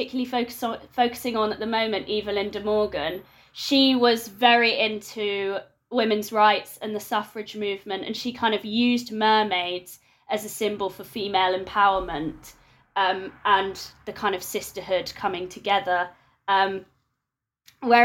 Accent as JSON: {"language": "English", "region": "London", "country": "United Kingdom", "moved": "as an adult", "lives_now": "Exeter, United Kingdom", "said": "I'm a Londoner"}